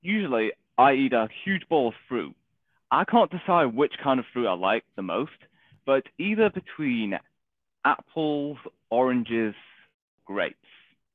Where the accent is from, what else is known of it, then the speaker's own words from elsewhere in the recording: England, United Kingdom; no, I'm not from Wales. Okay. England.